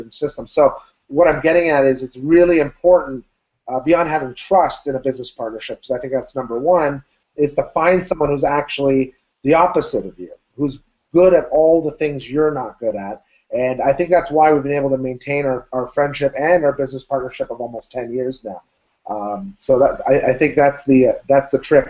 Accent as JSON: {"language": "English", "town": "Ottawa", "region": "Ontario", "country": "Canada", "said": "I'm from Ottawa, Canada"}